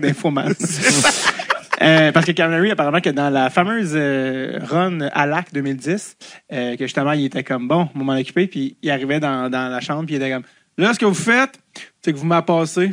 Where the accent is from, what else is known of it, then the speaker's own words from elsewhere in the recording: Montreal, Quebec, Canada; je viens de Montréal